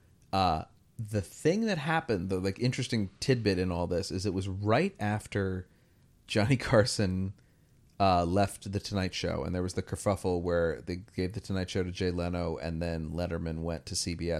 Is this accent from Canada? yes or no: no; United Kingdom; We're both British, obviously.